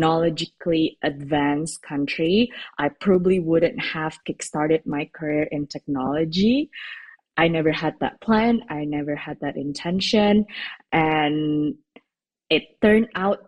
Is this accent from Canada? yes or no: no; Jakarta, Indonesia; moved away as an adult; also born or lived in United States; I was born and bred in the capital in Jakarta, and I've lived there up to I graduated high school